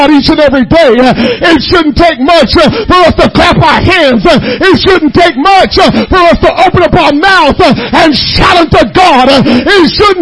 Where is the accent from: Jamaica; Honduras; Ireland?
Jamaica; now in United States; I was born and raised in Jamaica